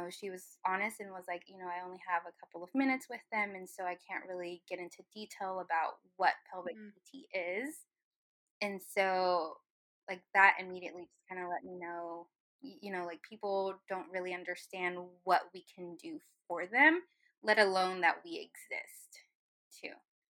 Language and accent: English; Irving, Texas, United States; So I was raised in Irving for part of my life.